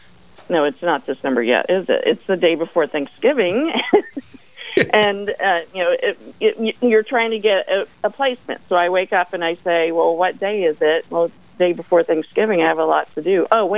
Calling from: Manassas, Virginia, United States; I am calling from Manassas, Virginia, so quite a ways.

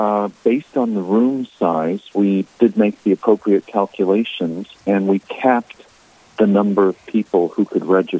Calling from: Massachusetts, United States; I'm currently up in Massachusetts.

